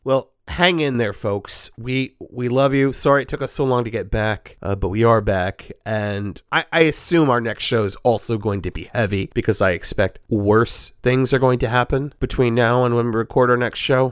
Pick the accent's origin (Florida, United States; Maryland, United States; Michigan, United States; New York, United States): Florida, United States; Tampa; I grew up in Tampa